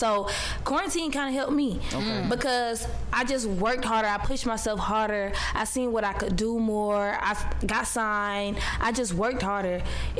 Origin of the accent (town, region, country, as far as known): Atlanta, Georgia, United States; born or raised there; also born or lived in Maryland